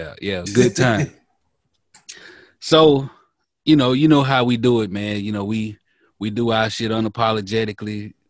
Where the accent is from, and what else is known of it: Mississippi, United States; born or raised there